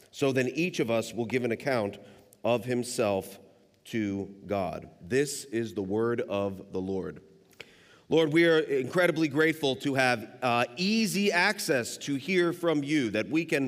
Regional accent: Kentucky, United States; I mean, we hail from Kentucky, a landlocked state

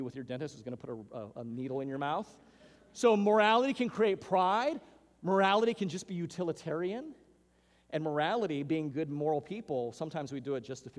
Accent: Hawaiian Islands, United States; moved away; Growing up in the Hawaiian Islands

